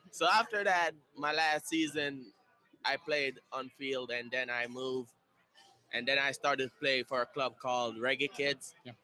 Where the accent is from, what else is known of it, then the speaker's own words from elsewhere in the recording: Montego Bay, Saint James, Jamaica; now in Indianapolis, United States; I'm from Jamaica, and I'm from Montego Bay in Jamaica